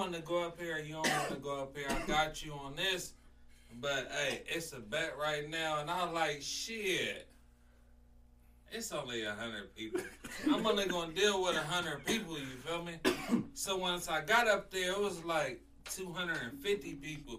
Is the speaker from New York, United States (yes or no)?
no; Ohio, United States; Ohio's own